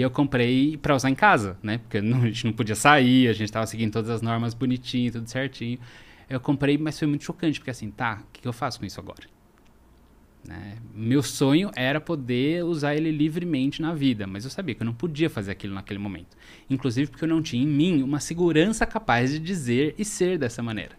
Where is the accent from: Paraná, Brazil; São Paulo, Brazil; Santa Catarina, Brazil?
São Paulo, Brazil; sou daqui de São Paulo